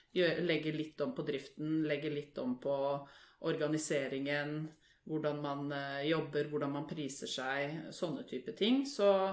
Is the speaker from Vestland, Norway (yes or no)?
no; Lørenskog, Akershus, Norway; Er fra Lørenskog. Født og oppvokst der.